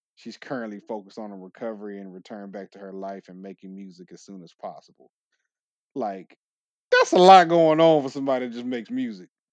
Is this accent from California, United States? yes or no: yes; California, United States; moved away; I'm from California originally